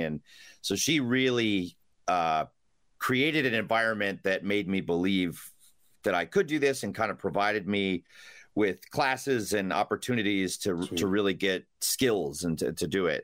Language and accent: English; Rochester, New York, United States; also born or lived in Chelsea, New York City; now in New York City, United States; I originally from Rochester, New York